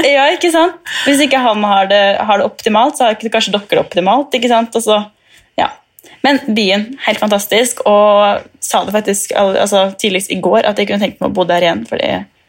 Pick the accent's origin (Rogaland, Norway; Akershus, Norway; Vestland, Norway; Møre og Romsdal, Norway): Møre og Romsdal, Norway; Molde; now in Istanbul, Turkey; Jeg er 24 år og kommer fra Molde